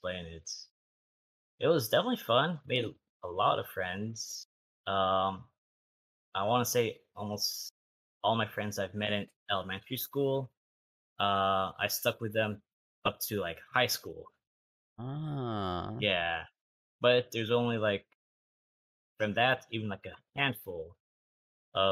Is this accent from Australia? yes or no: no; Torrance, California, United States; also born or lived in San Pedro, California; around the third grade, I moved from San Pedro to Torrance.